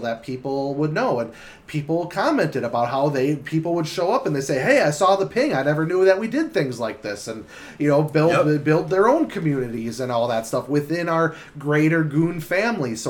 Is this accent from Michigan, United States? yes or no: no; Milwaukee, Wisconsin, United States; I'm from the Milwaukee area and I know that area